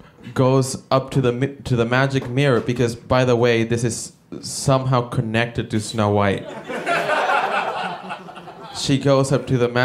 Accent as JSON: {"language": "English", "country": "El Salvador", "said": "No, I'm not American. I'm originally from El Salvador."}